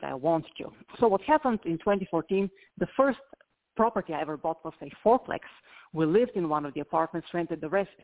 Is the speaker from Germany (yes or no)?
no; Bulgaria; moved away; I'm from Eastern Europe